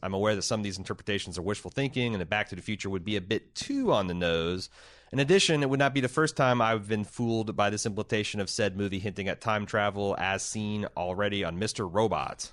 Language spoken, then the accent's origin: English; Midwest, United States; I'm a Midwesterner